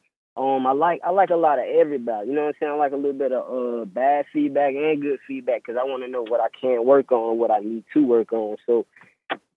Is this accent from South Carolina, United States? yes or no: yes; Rock Hill, South Carolina, United States; I'm from Rock Hill, South Carolina